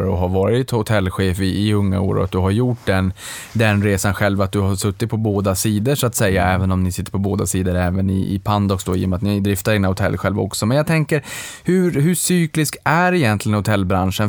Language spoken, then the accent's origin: Swedish; Boden, Norrbotten County, Sweden; moved away; jag är från Boden